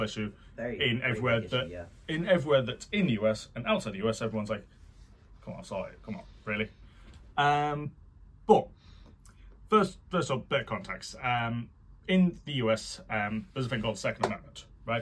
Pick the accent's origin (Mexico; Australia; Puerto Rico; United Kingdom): United Kingdom; also born or lived in Canada; I, as a Canadian born British person